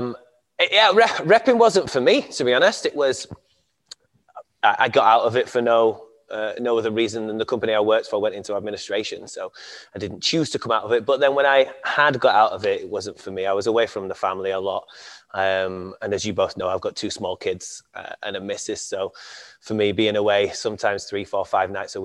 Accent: Castleford, Yorkshire and the Humber, United Kingdom; I come from a small town in West Yorkshire called Castleford

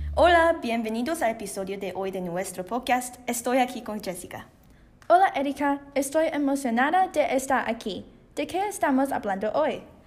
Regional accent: Canada; soy una canadiense china de primera generación

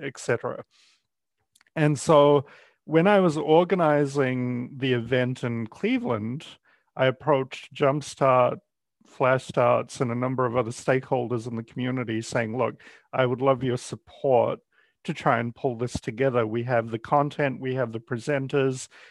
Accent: New Zealand; moved away as an adult; now in Ohio, United States; I spent majority of my career in New Zealand. That's where I'm from originally.

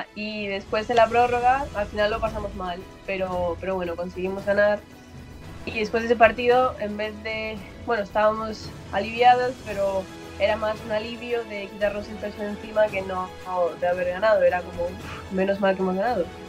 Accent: Galicia, Spain; moved away as an adult; now in Pittsburgh, United States; yo soy de Galicia

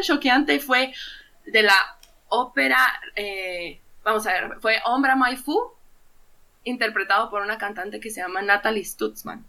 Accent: Guatemala; soy músico guatemalteco

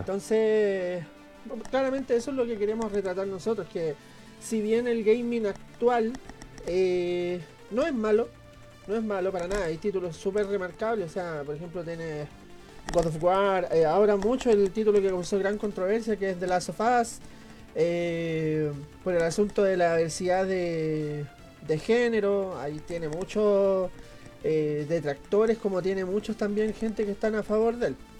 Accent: Valparaíso, Chile; somos de Valparaíso

